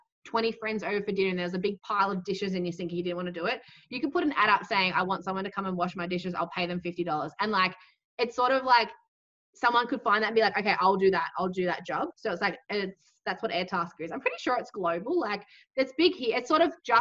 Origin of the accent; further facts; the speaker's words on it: Australia; my previous manager who was based in my hometown with me